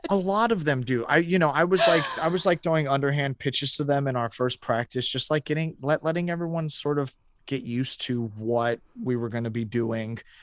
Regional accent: Houston, Texas, United States; moved away as an adult; also born or lived in Chicago; growing up in Houston from when I was ten till I was eighteen

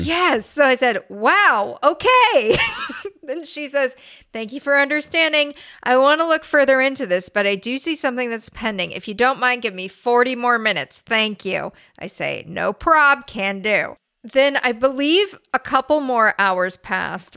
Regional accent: La Crescenta, California, United States; I didn't grow up there. I grew up next door in La Crescenta

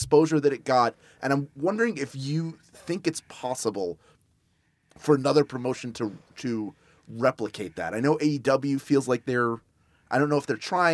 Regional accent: Philadelphia, Pennsylvania, United States; Philly, which is my hometown

